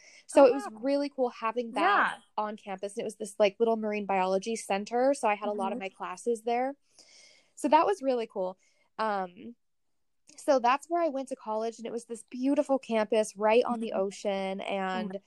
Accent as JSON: {"language": "English", "region": "North Dakota", "country": "United States", "tie": "born or raised there", "also_born_or_lived": "New Zealand / Port Angeles, Washington / Monterey", "moved": "as an adult", "said": "I grew up in North Dakota, is where I spent the majority of my life prior to, you know, 18. So I went to middle school and high school there"}